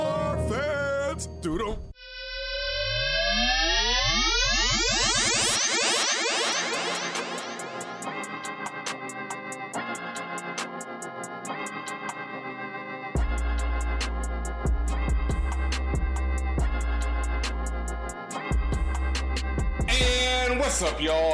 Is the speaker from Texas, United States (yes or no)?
yes; Houston, Texas, United States; I come from Houston